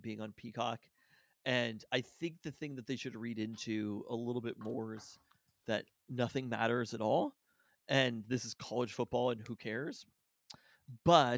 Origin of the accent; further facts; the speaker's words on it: Burien, Washington, United States; I was born in Berrien, but like near.